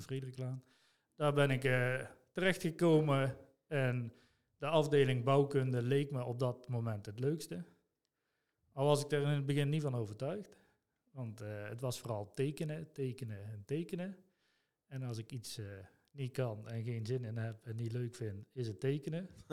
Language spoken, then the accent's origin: Dutch; Son en Breugel, North Brabant, Netherlands; geboren en getogen in Zonnebreugel.